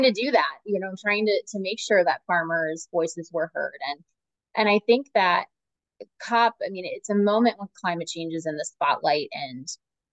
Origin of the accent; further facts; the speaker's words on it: St. Petersburg, Florida, United States; moved away; I'm originally from St. Petersburg, Florida.